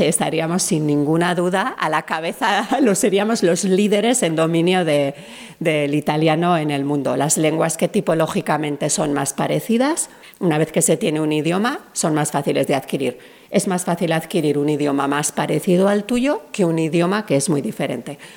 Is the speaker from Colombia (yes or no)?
no; Spain; hablamos inglés con acento español